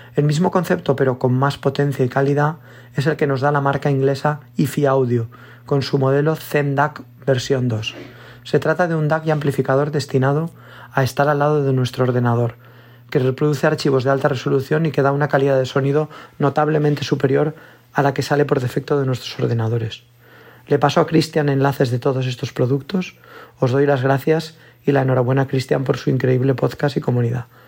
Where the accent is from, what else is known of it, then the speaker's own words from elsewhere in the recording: Valencia, Valencian Community, Spain; soy de Valencia